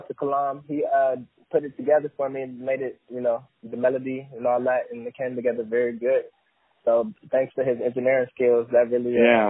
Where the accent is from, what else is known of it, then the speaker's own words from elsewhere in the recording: Euclid, Ohio, United States; also born or lived in Cleveland, Ohio; I'm from Cleveland, Ohio. Straight out of Euclid, small town. I started music back when I was about 10 years old.